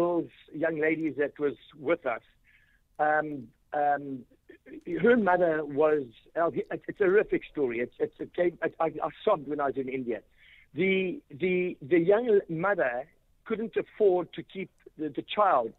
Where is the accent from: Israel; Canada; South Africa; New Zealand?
South Africa; also born or lived in England; where are you from? I said, South Africa